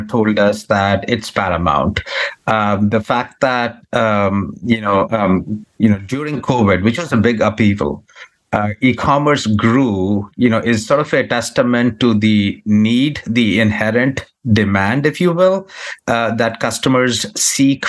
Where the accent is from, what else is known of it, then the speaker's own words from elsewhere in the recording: India; now in United States; I come from India